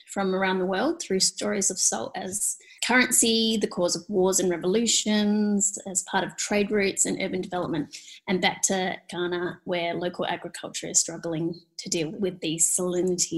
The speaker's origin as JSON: {"language": "English", "town": "Perth", "region": "Western Australia", "country": "Australia", "tie": "born or raised there", "said": "I grew up in Perth on Noongar country"}